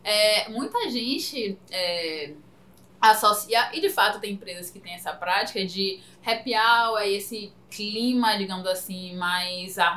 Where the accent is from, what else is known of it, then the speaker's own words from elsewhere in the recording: Salvador, Bahia, Brazil; E aí, quando, inclusive, a galera, alguns clientes que são de Salvador, quando a gente fala, não, a gente é de Salvador, mas de Salvador!